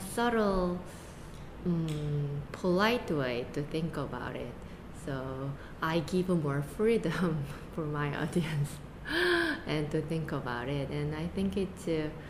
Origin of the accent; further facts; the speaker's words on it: South Korea; English is a second language; moved away as an adult; now in United States; I came here when I was 20, only 20. So my identity is pretty much Asian.